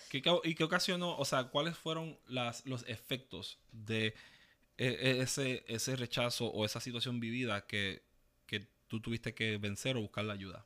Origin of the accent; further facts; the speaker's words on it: Ceiba, Puerto Rico; also born or lived in Fajardo / New York; Yo nací en Fajardo, me crié en Ceiba